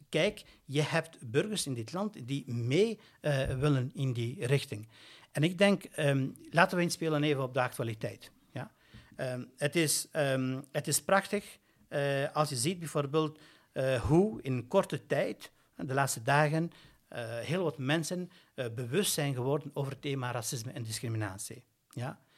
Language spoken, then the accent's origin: Dutch; Brussels, Brussels-Capital Region, Belgium; als Brusselaar, net als Brusselaar en als een Brusselaar met migratieachtergrond